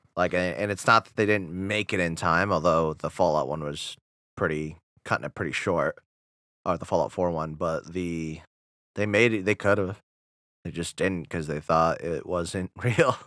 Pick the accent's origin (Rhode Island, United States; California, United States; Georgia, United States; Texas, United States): Rhode Island, United States; "Rhode Island."